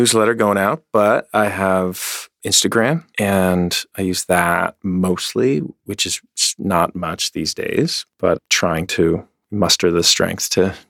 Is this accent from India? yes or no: no; Canada; But I'm Canadian.